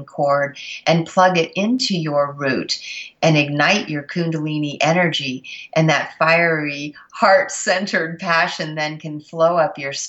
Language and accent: English; Mount Shasta, California, United States; growing up in the area of Mount Shasta